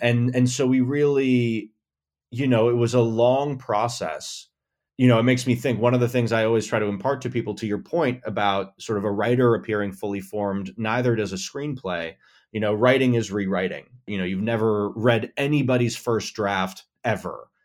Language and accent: English; Buffalo, New York, United States; moved away as an adult; now in Los Angeles, United States; I grew up in Buffalo, New York